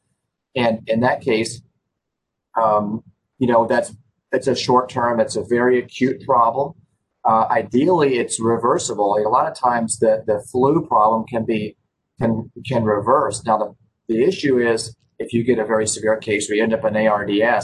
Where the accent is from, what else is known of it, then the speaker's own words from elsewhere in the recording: Memphis, Tennessee, United States; My background is that I grew up here in Memphis